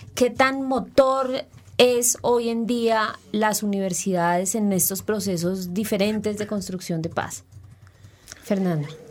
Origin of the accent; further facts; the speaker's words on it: Colombia; como colombianos